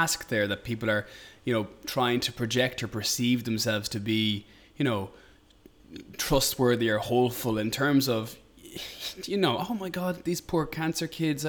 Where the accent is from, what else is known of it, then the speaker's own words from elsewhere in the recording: Ireland; we have to be as Irish people.